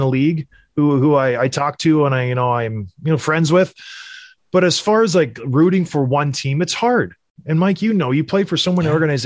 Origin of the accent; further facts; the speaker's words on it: Edmonton, Alberta, Canada; I was born in Edmonton